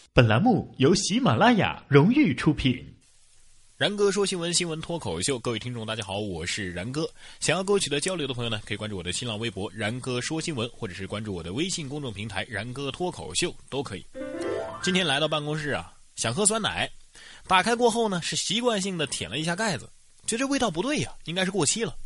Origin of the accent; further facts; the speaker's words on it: Henan, China; 这非洲人居然骗了咱们河南人